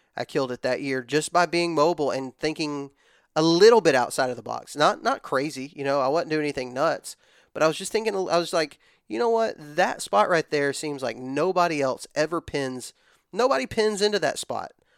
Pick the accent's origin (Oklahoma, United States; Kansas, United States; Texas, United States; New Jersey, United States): Texas, United States; West; moved away as an adult; also born or lived in Georgia; now in Alabama, United States; born and raised in West Texas. Um, I moved to Alabama whenever I was eighteen.